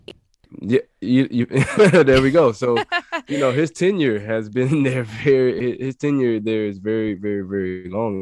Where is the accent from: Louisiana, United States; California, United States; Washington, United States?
Louisiana, United States; I'm from Louisiana and, uh, I was recruited by Coach Dykes when he was at La Tech.